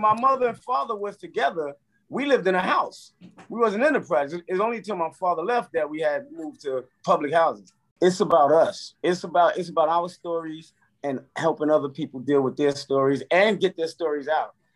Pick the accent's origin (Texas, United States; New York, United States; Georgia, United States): New York, United States; New York City; from Brownsville